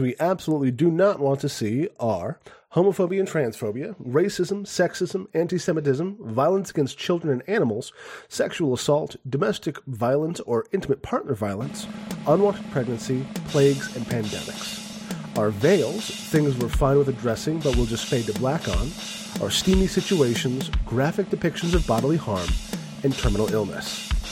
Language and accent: English; Phoenix, Arizona, United States; in my hometown, Pho-, in Phoenix when I grew up